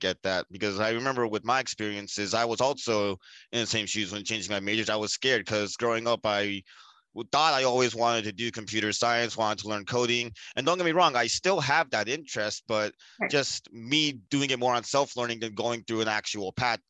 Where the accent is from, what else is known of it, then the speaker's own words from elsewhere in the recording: South India, India; especially us being South Indian, we know that like family matters mean a lot